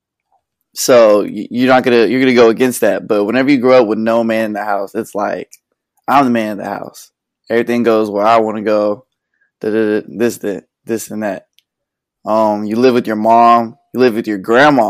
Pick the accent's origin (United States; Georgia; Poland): United States; Conroe, Texas; I was born in Conroe. I just grew up with my mom, my grandma. It was a good little childhood. We moved in third grade.